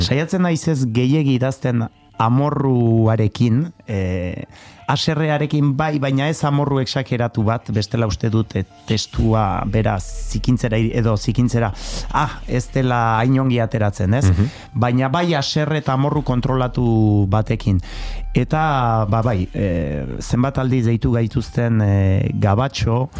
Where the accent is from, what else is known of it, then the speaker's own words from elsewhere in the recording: Labourd, Nouvelle-Aquitaine, France; ni lapurtarra naiz eta ala sentitzen naiz